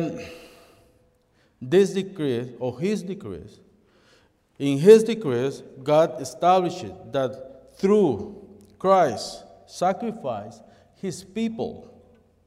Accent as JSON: {"language": "English", "country": "El Salvador", "tie": "born or raised there", "second_language": "English", "moved": "yes", "lives_now": "Toronto, Canada", "said": "I was born in El Salvador, but in 1989, I came to the city of Toronto to live in there"}